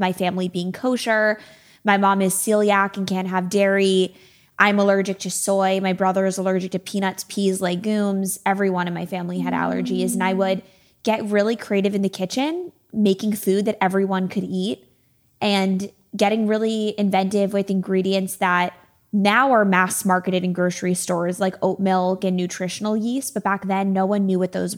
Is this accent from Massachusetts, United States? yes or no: yes; right outside of Springfield, Massachusetts, United States; moved away as an adult; also born or lived in Syracuse, New York; now in Los Angeles, United States; I grew up right outside of Springfield, Massachusetts